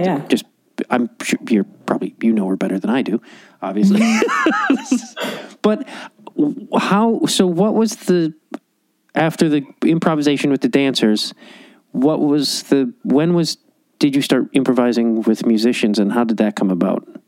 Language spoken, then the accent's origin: English; Chicago, Illinois, United States; moved away as an adult; also born or lived in Los Angeles; I grew up in Chicago.